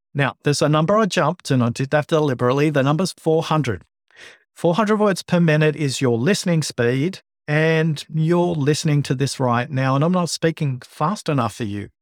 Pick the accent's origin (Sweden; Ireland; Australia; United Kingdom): Australia; Liverpool, New South Wales; also born or lived in Bankstown, Australia; I was born in Bankstown, grew up in Liverpool, went to school of Fairfield